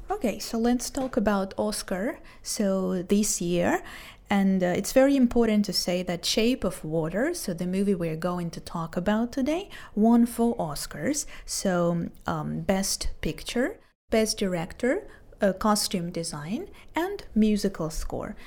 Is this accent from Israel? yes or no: yes; Israel; I'm from Israel, 29 years old, so I'm a teacher and a translator